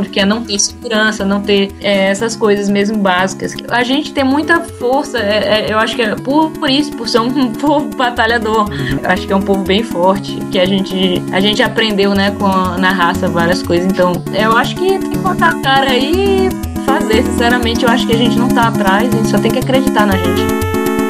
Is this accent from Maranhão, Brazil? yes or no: yes; Maranhão, Brazil; moved away as an adult; now in England, United Kingdom; eu vim assim do Maranhão